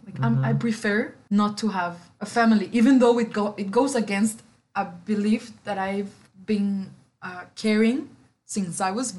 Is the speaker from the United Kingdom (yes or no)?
no; Mexico City, Mexico; English is a second language; moved away as an adult; now in United States; Because I'm from Mexico City.